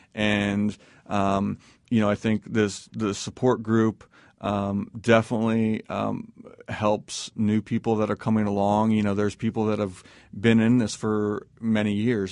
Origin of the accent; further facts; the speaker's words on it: East Coast, United States; also born or lived in Indiana; we grew up out in the East Coast, but, you know, always came back to Indiana 'cause that's where family was from